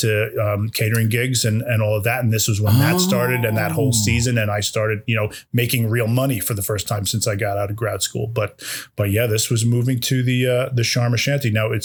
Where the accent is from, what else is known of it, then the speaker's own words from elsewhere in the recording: Iselin, New Jersey, United States; you live in Island, New Jersey? I said, yeah, that's where I'm from, born and raised.